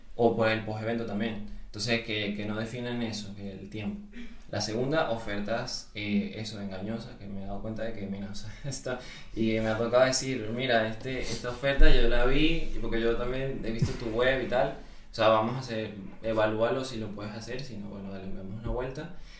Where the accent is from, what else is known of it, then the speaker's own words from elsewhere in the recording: Venezuela; moved away as an adult; also born or lived in Uruguay; now in Spain; yo soy venezolano, pero eh, toda mi carrera profesional la hice en Uruguay